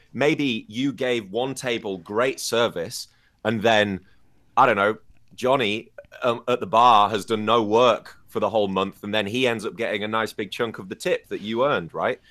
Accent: United Kingdom; moved away as an adult; now in China; I'm from the United Kingdom

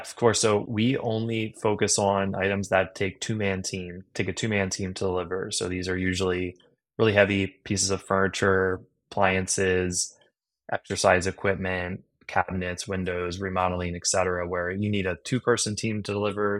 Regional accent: Harford County, Maryland, United States; I grew up in, in Maryland, in Hartford County, Maryland

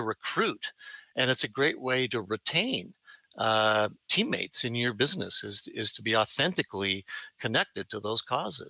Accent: Canada; accent: Canadian; my Canadian accent, Lee.

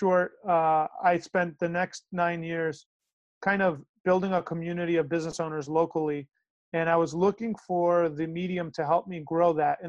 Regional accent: New York, United States; first language Greek; English is a second language; I was born in New York. My first language was Greek because my mom didn't know English.

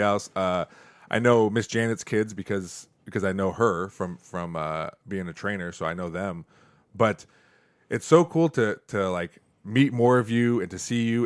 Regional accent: Perrysburg, Ohio, United States; I'm from Perrysburg

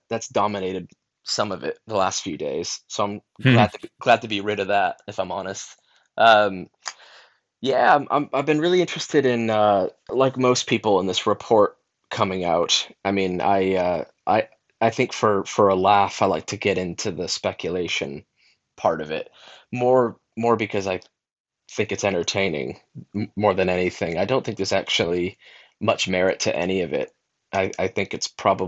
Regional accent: United States; moved away as an adult; an American who's lived abroad a long time

